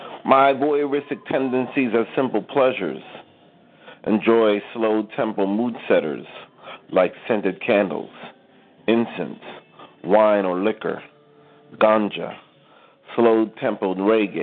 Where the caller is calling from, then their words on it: New York, United States; calling from New York